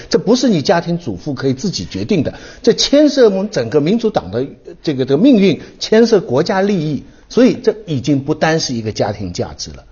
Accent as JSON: {"language": "Chinese", "country": "China", "said": "作为中国人"}